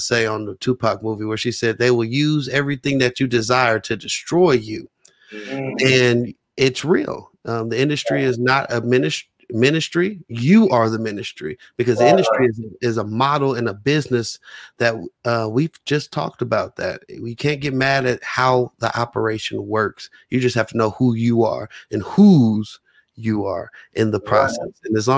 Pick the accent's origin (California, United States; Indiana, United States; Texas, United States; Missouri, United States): California, United States; San Francisco; also born or lived in Oakland; my birth certificate says Oakland, California, birthplace. So you know what I said, you know, any Bay Area. I'm like, hey … from San Francisco, though